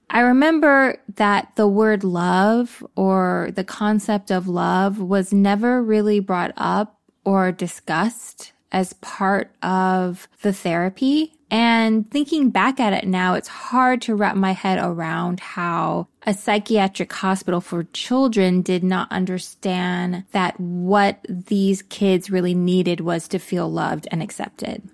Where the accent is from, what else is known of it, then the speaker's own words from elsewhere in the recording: Texas, United States; I came out as gay when I was fifteen years old, growing up in Texas